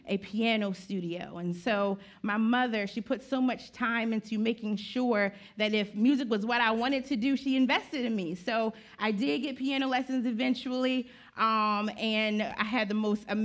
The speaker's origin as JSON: {"language": "English", "town": "Graysonville", "region": "Maryland", "country": "United States", "tie": "born or raised there", "said": "I was born and raised in Graysonville, Maryland"}